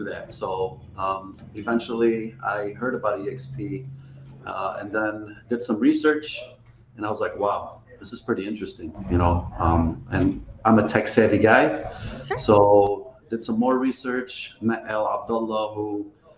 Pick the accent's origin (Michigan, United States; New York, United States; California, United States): Michigan, United States; Dearborn; I grew up in Dearborn.